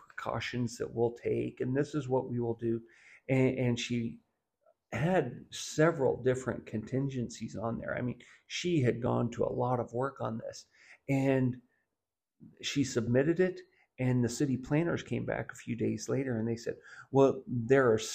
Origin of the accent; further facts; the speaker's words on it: Southwest Missouri, United States; growing up in Southwest Missouri